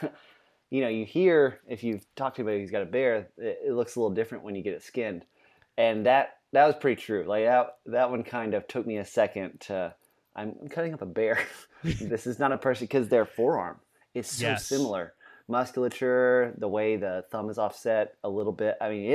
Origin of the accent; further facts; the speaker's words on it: Louisiana, United States; We're both from Louisiana, and there's a whole lot of homage back to that flavor of that Creole cooking.